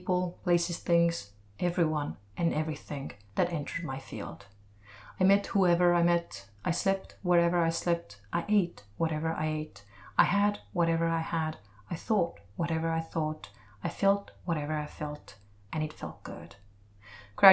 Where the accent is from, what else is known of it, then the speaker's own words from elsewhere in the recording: Estonia; moved away; from Estonia